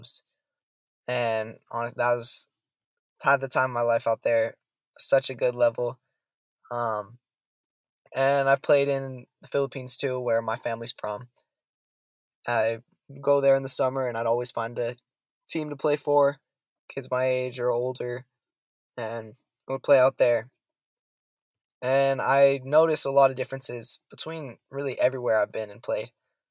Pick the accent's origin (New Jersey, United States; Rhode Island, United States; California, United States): California, United States; San Francisco Bay Area; also born or lived in Zaragoza, Spain / Ithaca, New York; I am born and raised in California, San Francisco Bay Area. I'm a California kid.